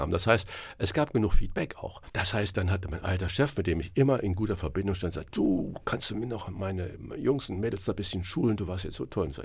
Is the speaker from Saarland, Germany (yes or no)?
yes; Saarland, Germany; born there; ich bin ja gebürtiger Saarländer.